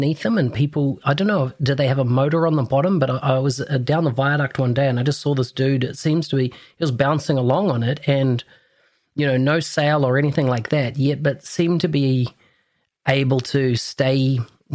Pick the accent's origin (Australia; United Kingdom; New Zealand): New Zealand; accent: Kiwi; my Kiwi accent